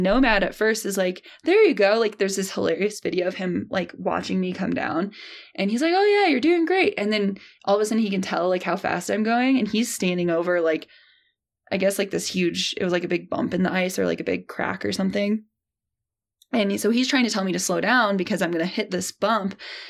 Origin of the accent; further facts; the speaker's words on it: Midwest, United States; I grew up in the Midwest.